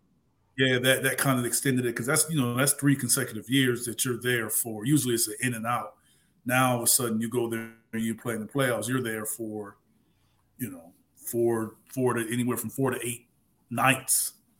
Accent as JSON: {"language": "English", "region": "Ohio", "country": "United States", "also_born_or_lived": "Michigan", "said": "I'm from Ohio and went to school in Michigan"}